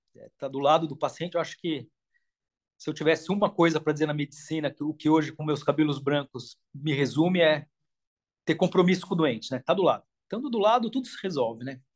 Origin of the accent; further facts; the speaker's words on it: São Paulo, Brazil; moved away as an adult; now in Paris, France; eu sou da Moca, né, em São Paulo